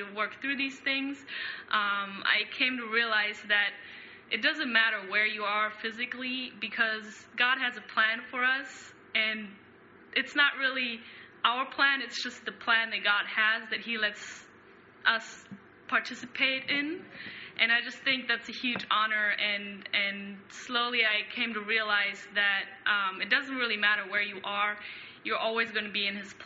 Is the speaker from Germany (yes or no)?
yes; Germany; now in Michigan, United States; I am from Germany.